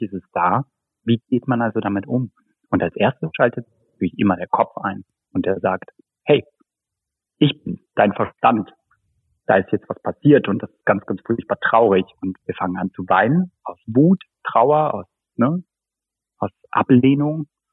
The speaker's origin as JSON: {"language": "German", "town": "Baunatal", "region": "Hesse", "country": "Germany", "tie": "born or raised there", "moved": "yes", "said": "geboren und aufgewachsen in Nordhessen, genauer gesagt Baunatal, Rengershausen"}